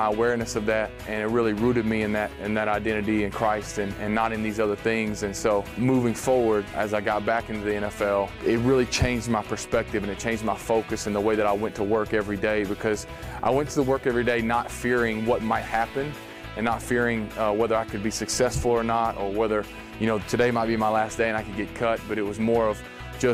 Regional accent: Texas, United States; from Texas

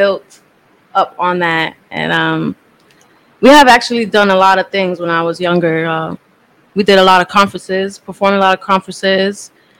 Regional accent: New York City, New York, United States; I was raised in the Bronx

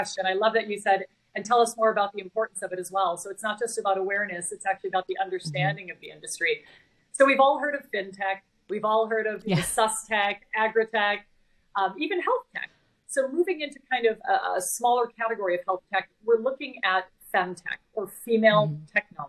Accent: Wisconsin, United States; also born or lived in Texas; So I am from Wisconsin originally, and then moved to Texas, where I went to school at the University of Texas in Austin.

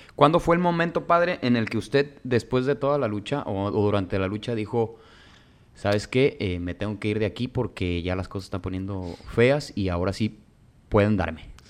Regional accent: Michoacán, Mexico; now in Tijuana, Mexico; Yo me vine hace bastantes, este, bastante tiempo aquí a Tijuana he seguido, obviamente, digo, como, como buena paxinense, como buen michoacano, tengo que estar al tanto de, qué es lo que pasa en mi región, qué es lo que pasa en mi municipio

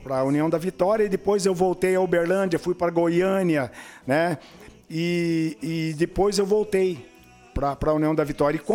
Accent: Brussels, Belgium; now in Brazil; sou, eu sou natural de Bruxelas.

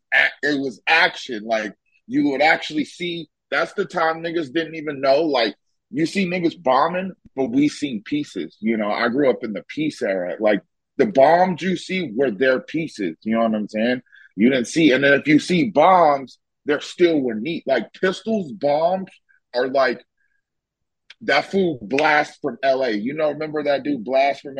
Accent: California, United States; moved away; also born or lived in Las Vegas; I am from California

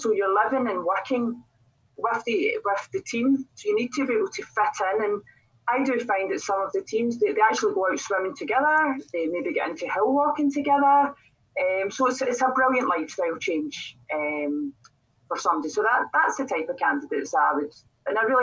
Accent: Glasgow, Scotland, United Kingdom; accent: Scottish; I'm what's known as a Glaswegian. So I'm based near the city of Glasgow

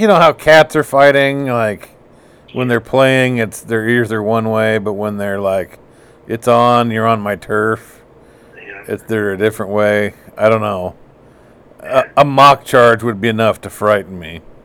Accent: United States; I'm American.

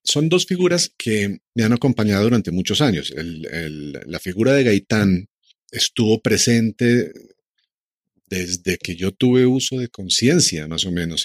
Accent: Colombia; todos como colombianos

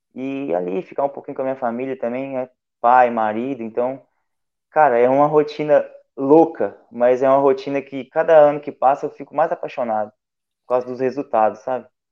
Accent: Porto Firme, Minas Gerais, Brazil; Eu sou de Porto Firme

